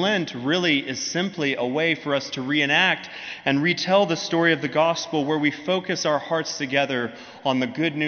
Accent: United States; also born or lived in Birmingham; us as American Christians

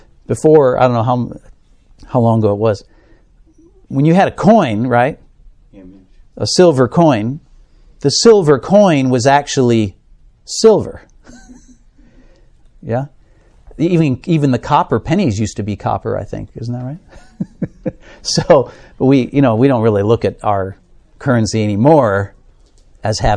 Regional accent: United States; as an American

